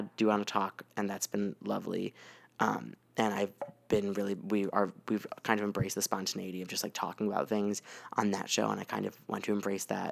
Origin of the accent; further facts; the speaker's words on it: United States; my experience as American